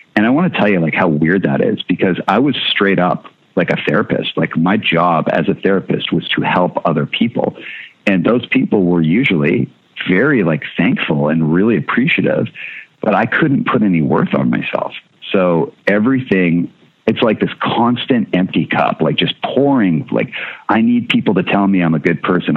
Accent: Winnipeg, Manitoba, Canada; born or raised there; also born or lived in Seattle

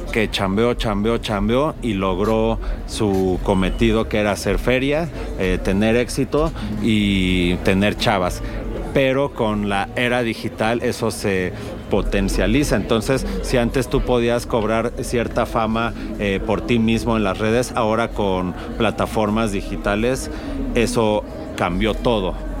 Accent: Mexico; cómo somos los mexicanos

